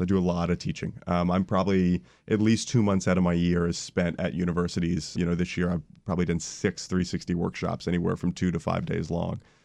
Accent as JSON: {"language": "English", "town": "Orlando", "region": "Florida", "country": "United States", "tie": "born or raised there", "said": "I grew up in Orlando, Florida"}